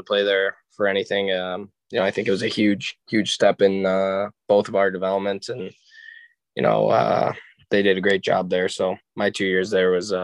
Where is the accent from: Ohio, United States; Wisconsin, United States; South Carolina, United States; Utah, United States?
Ohio, United States; Strongsville; moved away; also born or lived in Michigan; growing up in Strongsville